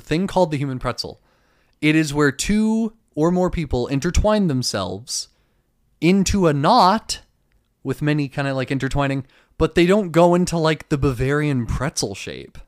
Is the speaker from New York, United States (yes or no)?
no; Dunnellon, Florida, United States; moved away; I'll bring you to my hometown